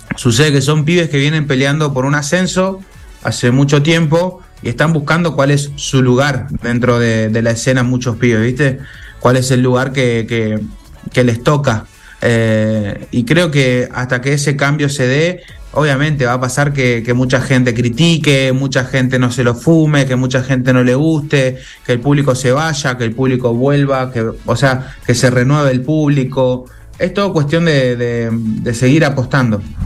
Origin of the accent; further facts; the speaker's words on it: Argentina; Yo soy argentino, soy hijo de madre argentina